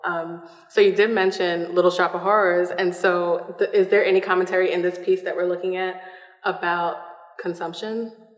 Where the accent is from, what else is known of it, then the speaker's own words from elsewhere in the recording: New York City, New York, United States; moved away; I'm from Brooklyn, New York originally